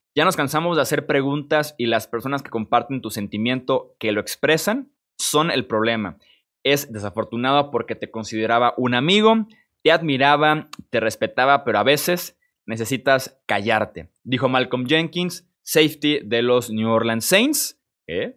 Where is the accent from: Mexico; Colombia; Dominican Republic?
Mexico; Yo soy mexicano